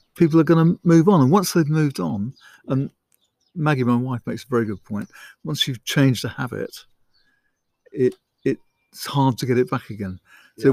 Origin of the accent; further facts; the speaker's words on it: Isle of Sheppey, South East England, United Kingdom; I was born on the Isle of Sheppey